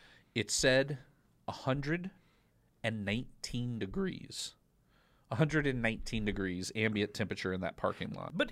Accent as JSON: {"language": "English", "region": "Midwest", "country": "United States", "tie": "born or raised there", "lives_now": "Austin, United States", "said": "I grew up in the Midwest on the banks of the muddy Mississippi."}